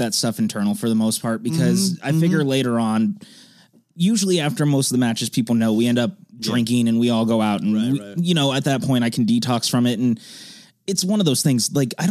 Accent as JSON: {"language": "English", "town": "Cameron Park", "region": "California", "country": "United States", "tie": "born or raised there", "said": "Past Sacramento, up in like a little town called Cameron Park. It's not a very big town."}